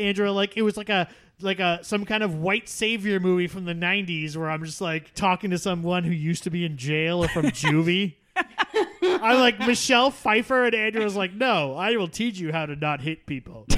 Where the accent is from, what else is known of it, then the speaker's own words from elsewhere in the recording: Canada; I am Canadian